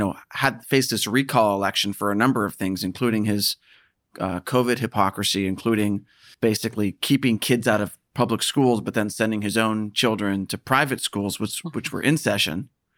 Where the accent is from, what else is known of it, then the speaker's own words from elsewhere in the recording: San Francisco, California, United States; moved away; Yeah, I'm from San Francisco, yeah.